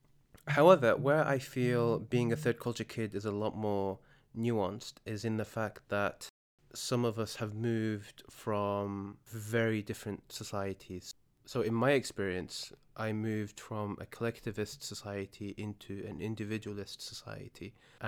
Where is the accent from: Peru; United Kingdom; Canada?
United Kingdom; The difference being in the UK, we are both British.